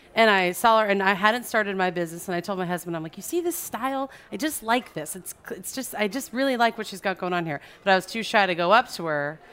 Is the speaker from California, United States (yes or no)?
yes; suburbs of Orange County, California, United States; now in New Orleans, United States; I'm from California, from suburbs of Orange County